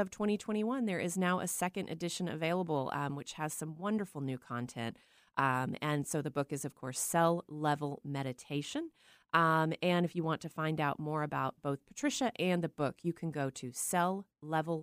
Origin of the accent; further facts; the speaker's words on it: Texas, United States; moved away as an adult; also born or lived in Petaluma; now in Pacific Northwest, United States; I grew up in Texas.